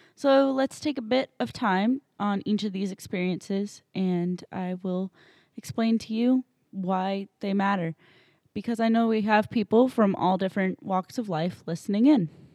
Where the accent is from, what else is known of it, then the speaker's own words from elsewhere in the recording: New Hampshire, United States; moved away as an adult; also born or lived in Saint Louis, Missouri; now in Illinois, United States; I grew up in New Hampshire for eighteen years